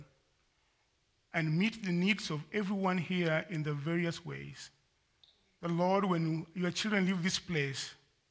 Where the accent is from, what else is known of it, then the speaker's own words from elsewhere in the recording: Kenya; moved away as an adult; I'm from Kenya originally. I've been here for a number of years. I came to school.